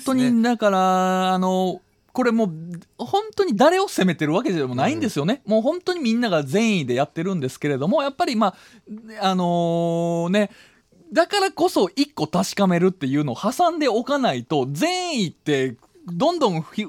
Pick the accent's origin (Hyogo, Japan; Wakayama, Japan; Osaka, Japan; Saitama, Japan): Wakayama, Japan; moved away; 僕は和歌山県出身なんですが